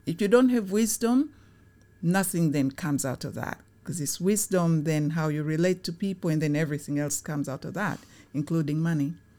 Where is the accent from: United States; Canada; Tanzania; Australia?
Tanzania; now in United Kingdom; I was born in Tanzania during the time when it was very positive